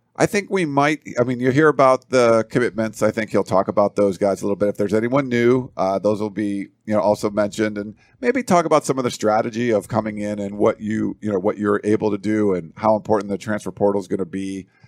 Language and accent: English; East Coast, United States; I'm from the East Coast